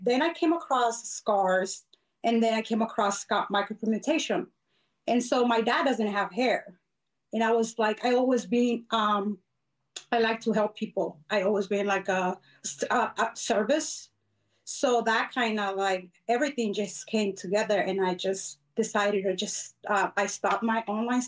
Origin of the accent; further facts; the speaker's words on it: Arizona, United States; also born or lived in Mexico; been here since I was nine. So my parents brought me when I was really small